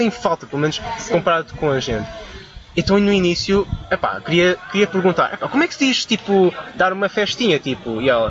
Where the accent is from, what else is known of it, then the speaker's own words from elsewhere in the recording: Macau; Eu sou originário de Macau. Na altura ainda era português, mas era uma província, é uma província na China